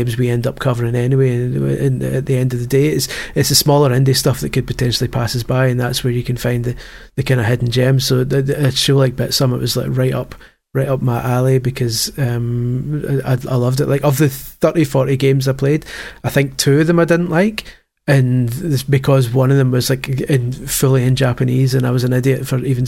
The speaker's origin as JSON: {"language": "English", "region": "Scotland", "country": "United Kingdom", "said": "as a Scot"}